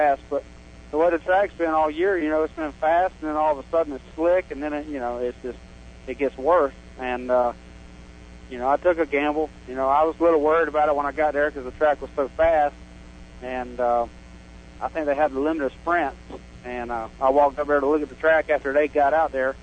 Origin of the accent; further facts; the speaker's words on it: Dover, Florida, United States; I'm from Dover, Florida, right here in Plant City